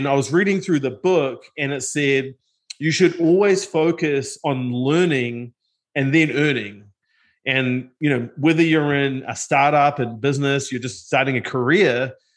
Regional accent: New Zealand; moved away as an adult; now in United States; I'm originally from New Zealand. And grew up in a single parent household.

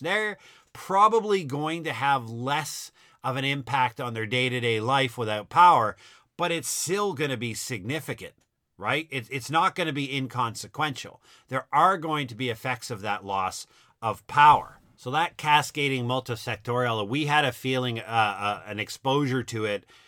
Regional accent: Halifax, Nova Scotia, Canada; now in Ontario, Canada; Halifax, my hometown

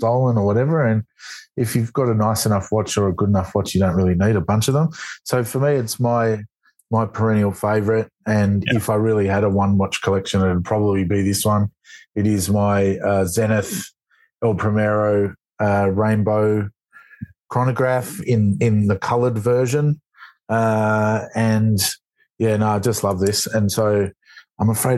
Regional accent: Melbourne, Victoria, Australia; my hometown of Melbourne

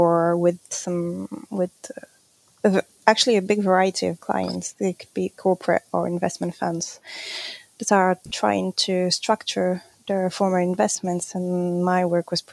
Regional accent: Morocco; moved away as an adult; now in Paris, France; I was born in Morocco, and that's where I grew up.

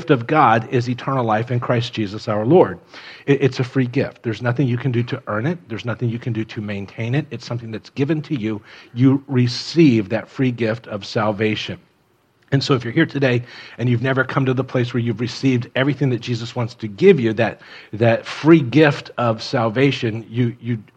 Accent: Miami, Florida, United States; moved away; I grew up in Miami

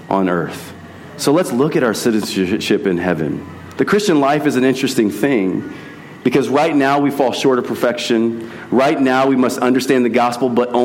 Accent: United States; we love being American citizens

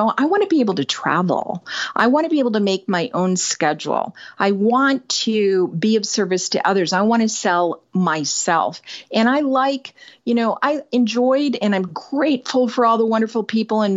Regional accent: Northern Michigan, United States; moved away as an adult; also born or lived in California; I moved from Northern Michigan to California shortly after high school, a couple of years after

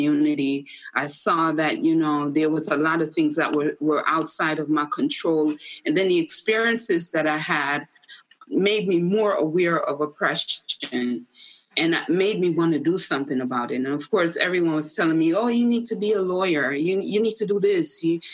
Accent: Jamaica; now in United States; I came from Jamaica, the rural part of Jamaica

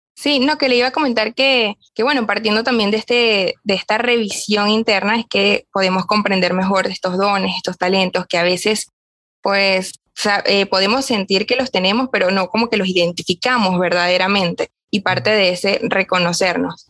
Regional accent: Barquisimeto, Lara, Venezuela; comencé a estudiar comunicación social acá en Barquisimeto, donde yo soy

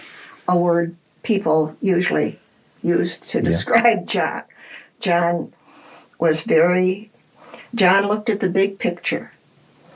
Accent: South Dakota, United States; moved away as an adult; also born or lived in Iowa; I'm from South Dakota.

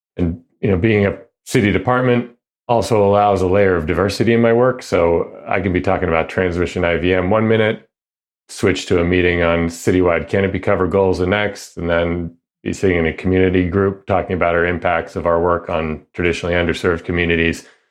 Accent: outside of the Boston area, Massachusetts, United States; now in Seattle, United States; I grew up outside of the Boston area

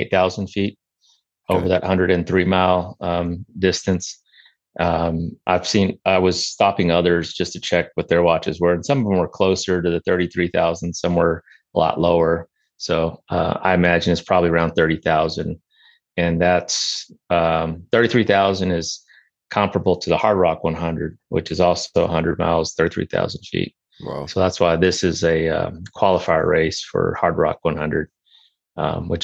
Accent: San Angelo, Texas, United States; now in Midland, United States; born and raised in San Angelo, Texas, so not far from where I'm at now

